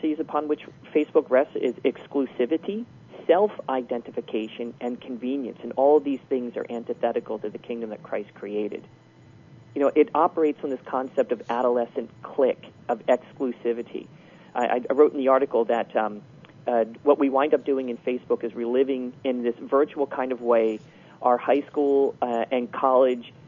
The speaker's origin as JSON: {"language": "English", "town": "Philadelphia", "region": "Pennsylvania", "country": "United States", "moved": "yes", "said": "I'm from Philadelphia. I really don't maintain any friendships in Philadelphia because I don't live there. I live here"}